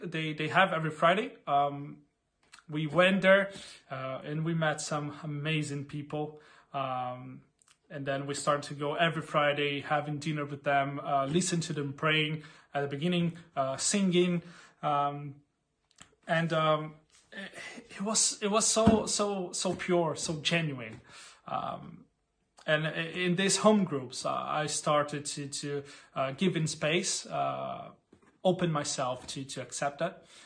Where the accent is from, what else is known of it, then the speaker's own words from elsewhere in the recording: Brazil; moved away as an adult; now in Berlin, Germany; I'm actually from Brazil. Um, come to Berlin around two years ago with my wife, Catherine